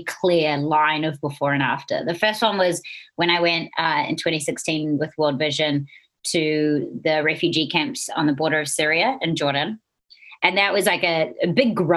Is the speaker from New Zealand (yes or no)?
yes; New Zealand; accent: Kiwi; moved away as an adult; now in Los Angeles, United States; it has been really cool being a Kiwi